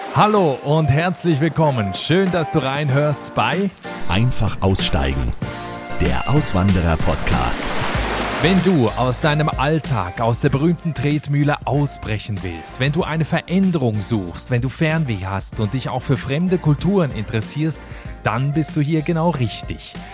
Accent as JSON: {"language": "German", "country": "Switzerland", "moved": "yes", "said": "auch ich habe meine Heimat, die Schweiz, verlassen und bin ausgewandert"}